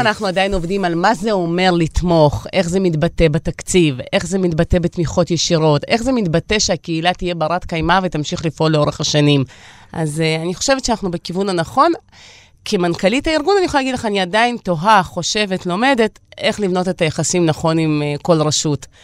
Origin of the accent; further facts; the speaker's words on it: Beersheba, Southern District, Israel; also born or lived in Riga, Latvia; אני באר שבעית שגדלה בשכונה ד'